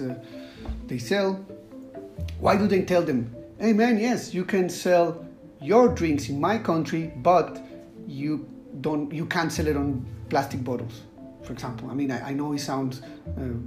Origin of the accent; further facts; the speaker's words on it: Costa Rica; now in Singapore; I live in Singapore and I am from Costa Rica.